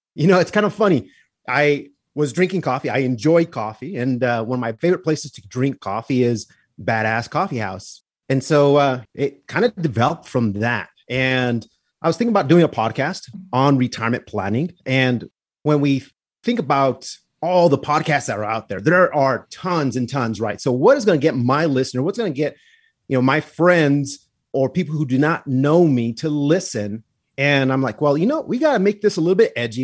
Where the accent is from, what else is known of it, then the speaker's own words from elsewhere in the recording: Santa Fe, New Mexico, United States; I'm from Santa Fe, New Mexico